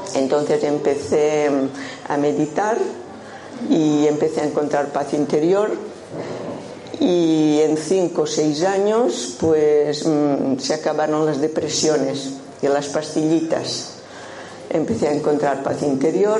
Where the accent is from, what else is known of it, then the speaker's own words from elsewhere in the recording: Menorca, Balearic Islands, Spain; accent: un poco rarillo; now in Málaga, Spain; nací en Menorca, por esto tengo este acento un poco rarillo